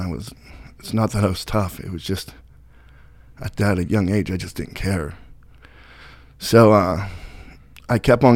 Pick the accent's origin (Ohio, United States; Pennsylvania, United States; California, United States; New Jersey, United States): Pennsylvania, United States; Brockway; I grew up in Brockway